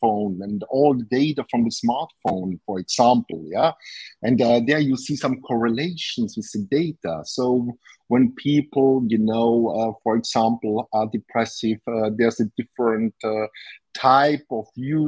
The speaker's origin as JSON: {"language": "English", "country": "Austria", "said": "I'm from Austria."}